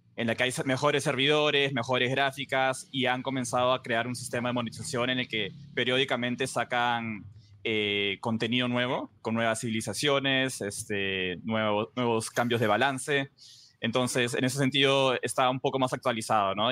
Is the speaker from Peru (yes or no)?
yes; Peru; yo soy el único peruano, estamos yo peruano